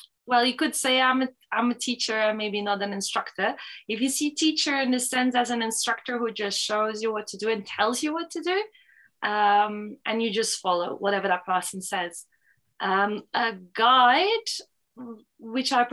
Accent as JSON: {"language": "English", "country": "Belgium", "tie": "born or raised there", "also_born_or_lived": "Portugal / Switzerland", "moved": "yes", "said": "I am Belgian. My mother is Belgian. My father is French. So but I was brought up in Belgium"}